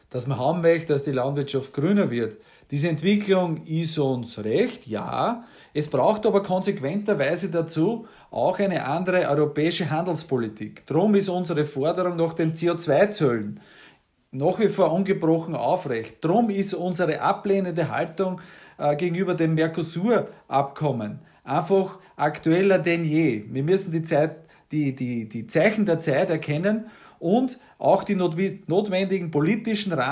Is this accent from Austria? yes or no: yes; Waldhausen, Upper Austria, Austria; also born or lived in Waldviertel, Lower Austria; ich bin politisch Mostviertler, ich bin daheim im Waldviertel am Granit und ich bin in Waldhausen in Oberösterreich Müllviertel in die Schule gegangen.